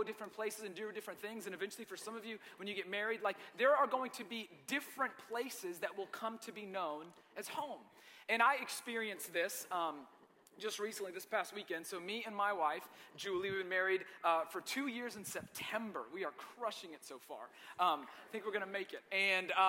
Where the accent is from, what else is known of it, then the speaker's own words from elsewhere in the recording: Marietta, Georgia, United States; also born or lived in Lebanon, Tennessee; I grew up in Marietta, Georgia.